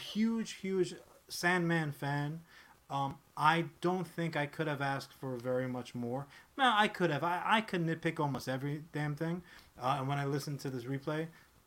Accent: United States; I'm an American

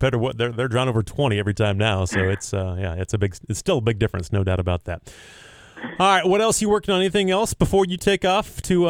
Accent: Nebraska, United States; growing up in Nebraska, I went to the College World Series all the time

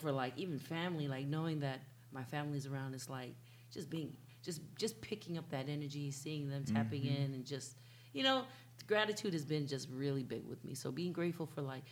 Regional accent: Santa Clara, California, United States; I'm from Santa Clara

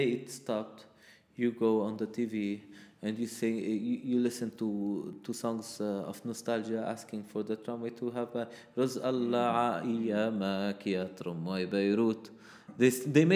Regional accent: Quito, Pichincha, Ecuador; now in Rayak, Lebanon; I wasn't born in Rayak. I wasn't born in Lebanon. I was born in Ecuador.

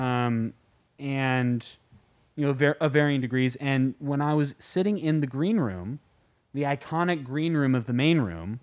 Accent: San Francisco, California, United States; I was born in San Francisco, and I grew up, eh, all over the Bay Area

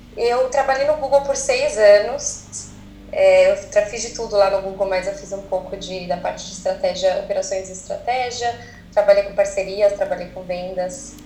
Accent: ABC, São Paulo, Brazil; moved away as an adult; now in California, United States; eu sou brasileira, sou do ABC

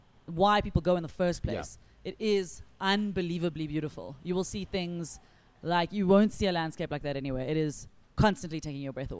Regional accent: South Africa

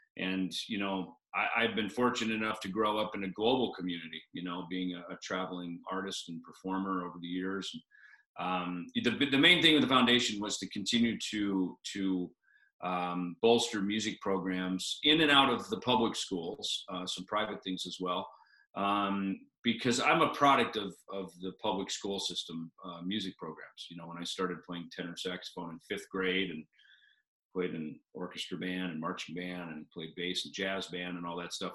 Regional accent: Minnesota, United States; now in Scottsdale, United States; I grew up in Minnesota

